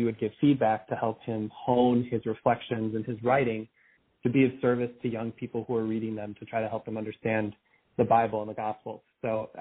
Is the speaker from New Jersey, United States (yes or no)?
no; Arlington Heights, Illinois, United States; I grew up in Arlington Heights, Illinois